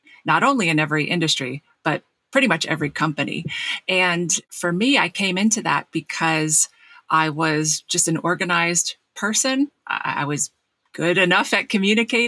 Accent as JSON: {"language": "English", "region": "New Jersey", "country": "United States", "tie": "born or raised there", "said": "I grew up in South Jersey"}